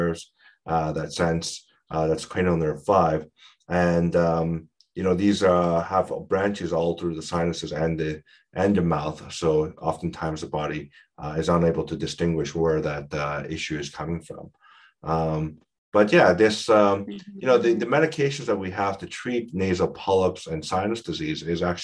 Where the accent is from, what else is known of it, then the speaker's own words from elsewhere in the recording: Canada; we're all Canadian